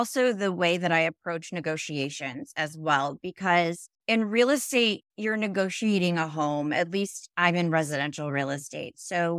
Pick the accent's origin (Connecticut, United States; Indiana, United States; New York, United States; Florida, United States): Connecticut, United States; also born or lived in Manhattan, United States; Yeah, so I was born in Manhattan. We moved out to Connecticut. I was raised there.